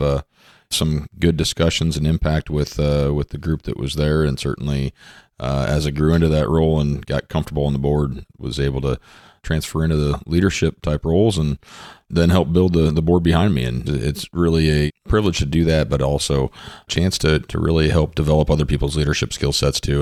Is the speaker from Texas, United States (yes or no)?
no; Underwood, Iowa, United States; from Southwest Iowa, a little town called Underwood.